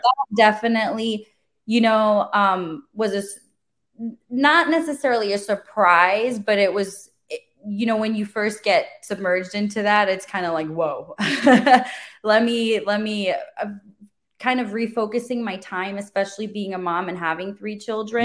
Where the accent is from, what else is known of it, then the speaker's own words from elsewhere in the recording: Germany; now in Wesley Chapel, United States; my mom was actually an esthetician growing up in Germany. I'm from Germany originally